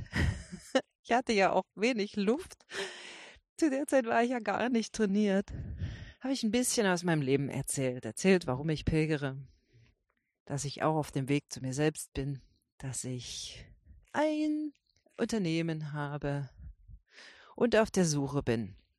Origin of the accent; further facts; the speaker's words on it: Brandenburg, Germany; ich bin aus Brandenburg